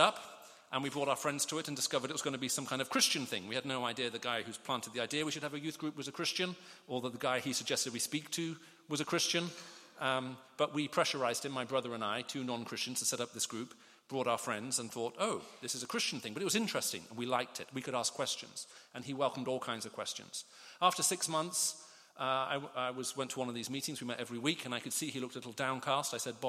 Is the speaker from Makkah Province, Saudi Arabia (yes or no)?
no; Riyadh, Riyadh Province, Saudi Arabia; also born or lived in United Kingdom; I spent most of my childhood growing up in the Middle East. I have mixed parentage. I was born here in the UK. We moved off to the Middle East in the 70s when I was very, very small.